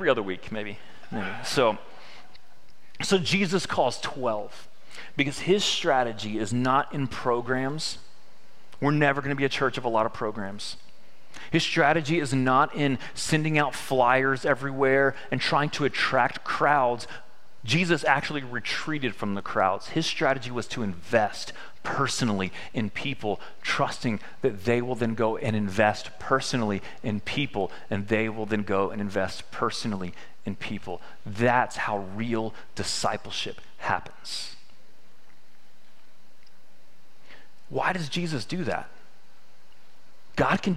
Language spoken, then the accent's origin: English; Victoria, Texas, United States; I'm from Victoria, Texas